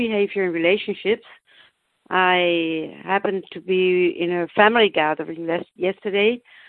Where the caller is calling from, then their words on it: Germany; I'm calling from Germany.